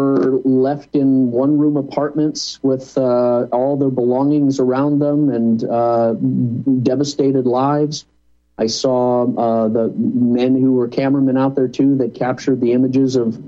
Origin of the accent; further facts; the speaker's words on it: United States; As an American